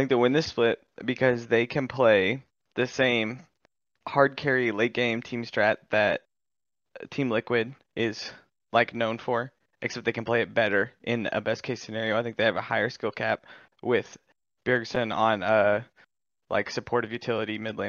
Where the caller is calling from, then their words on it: Kansas City, Missouri, United States; I'm from Kansas City, Missouri.